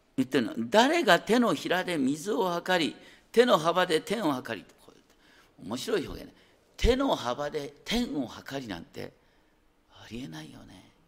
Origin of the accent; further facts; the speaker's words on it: Higashikawa, Hokkaido, Japan; now in Tokyo, Japan; 私の田舎北海道に行きましょう大雪山の麓東川町ってあるんだ